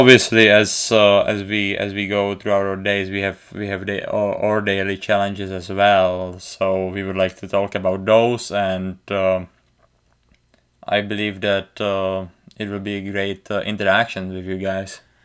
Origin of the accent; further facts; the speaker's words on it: Czechia; accent: thick accent; English is a second language; moved away as an adult; also born or lived in United States; I, uh, grew up, uh, in the Czech Republic, playing hockey since I was, uh, four years old